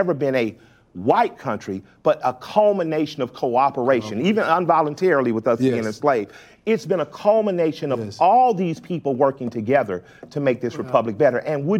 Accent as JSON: {"language": "English", "town": "Atlanta", "region": "Georgia", "country": "United States", "said": "And us being Southerners. Because I'm from Atlanta, but my family's from the Deep South. They're from Tuskegee."}